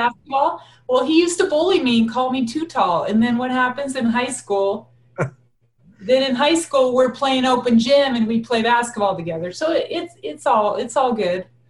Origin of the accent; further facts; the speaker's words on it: Laramie, Wyoming, United States; also born or lived in Torrington, Wyoming; we moved to Laramie